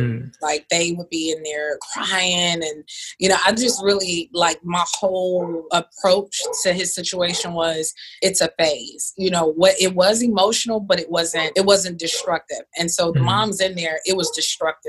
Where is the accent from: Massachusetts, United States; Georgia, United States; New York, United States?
Georgia, United States; Atlanta; moved away as an adult; also born or lived in Houston, Texas; I'm from Atlanta